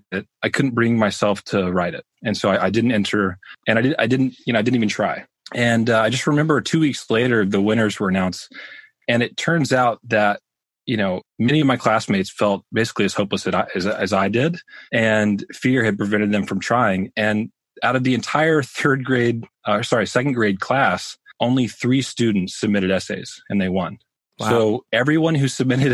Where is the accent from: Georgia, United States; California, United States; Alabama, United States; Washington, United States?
Alabama, United States; Birmingham; I grew up in Birmingham, Alabama.